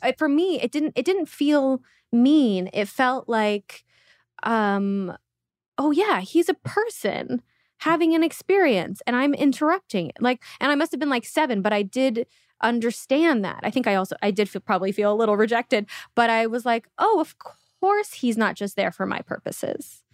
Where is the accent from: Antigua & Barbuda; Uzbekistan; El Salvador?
Uzbekistan; moved away; I was born in Uzbekistan